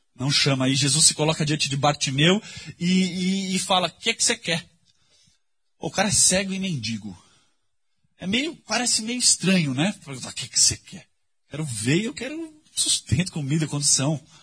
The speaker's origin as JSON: {"language": "Portuguese", "region": "São Paulo", "country": "Brazil", "tie": "born or raised there", "said": "Quando eu era adolescente, cresci aqui na Vila Madalena"}